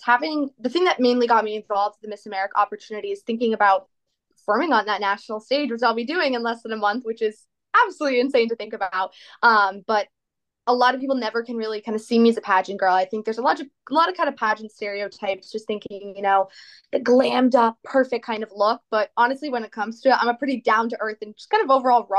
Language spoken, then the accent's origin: English; East Greenwich, Rhode Island, United States; I'm from East Greenwich, Rhode Island